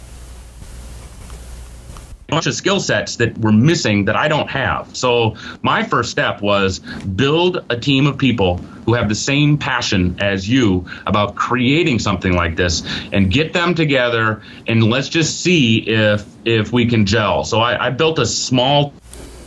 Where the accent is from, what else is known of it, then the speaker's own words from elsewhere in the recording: Fargo, North Dakota, United States; I grew up in Fargo, North Dakota.